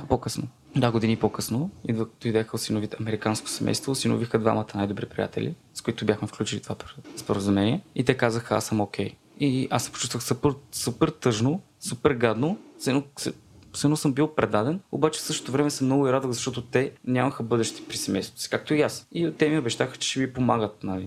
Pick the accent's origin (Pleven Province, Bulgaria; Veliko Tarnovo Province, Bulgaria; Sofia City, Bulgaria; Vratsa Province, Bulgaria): Vratsa Province, Bulgaria; Vratsa; съм от Враца